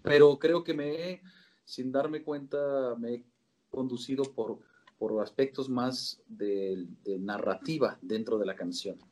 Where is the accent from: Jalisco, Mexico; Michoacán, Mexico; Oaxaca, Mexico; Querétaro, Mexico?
Querétaro, Mexico; born or raised there; also born or lived in Sinaloa, Mexico